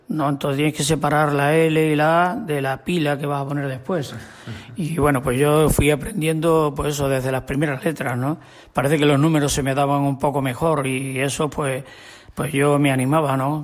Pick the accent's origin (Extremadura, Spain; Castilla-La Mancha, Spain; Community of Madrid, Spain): Extremadura, Spain; Mata de Alcántara; moved away; Yo soy de Mata de Alcántara.